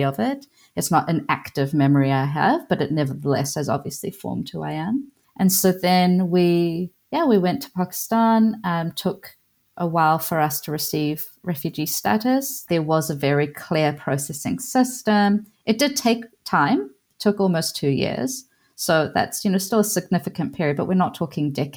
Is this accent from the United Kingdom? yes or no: no; New Zealand; also born or lived in Iran; So I guess my home country is Aotearoa